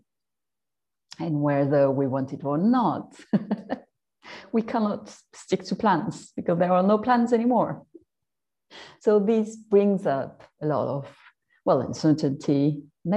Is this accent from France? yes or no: yes; France; I'm French, maybe you heard it